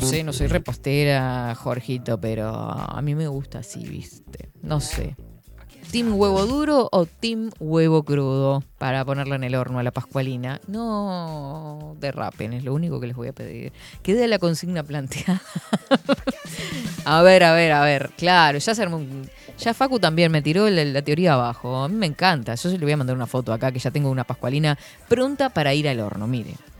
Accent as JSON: {"language": "Spanish", "country": "Uruguay", "said": "como uruguayos"}